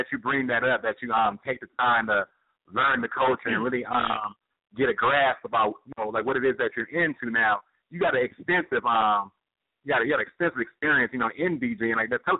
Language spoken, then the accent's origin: English; United States; me being an American